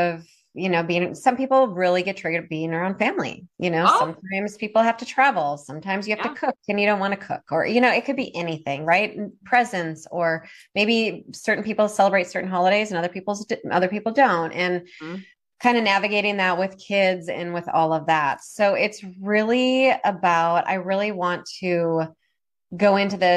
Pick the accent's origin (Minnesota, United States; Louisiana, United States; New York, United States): Minnesota, United States; now in Oregon, United States; I'm originally from Minnesota.